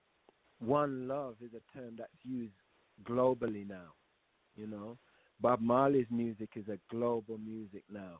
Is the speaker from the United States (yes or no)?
no; United Kingdom; moved away; we're going to the UK also to do a festival in my hometown